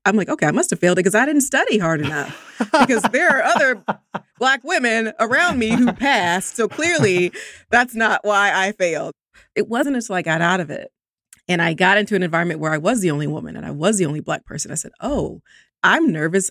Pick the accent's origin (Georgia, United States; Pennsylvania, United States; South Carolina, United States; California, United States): Georgia, United States; Columbus; I grew up in Columbus, Georgia